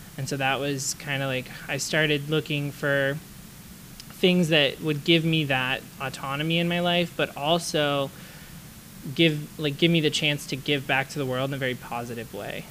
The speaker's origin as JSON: {"language": "English", "region": "the South", "country": "United States", "tie": "born or raised there", "said": "growing up in the South and going to a religious school"}